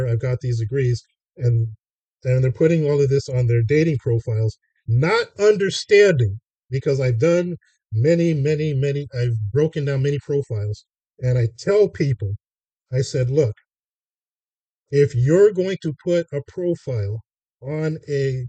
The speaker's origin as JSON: {"language": "English", "town": "Los Angeles", "region": "California", "country": "United States", "tie": "born or raised there", "said": "growing up in Hollywood."}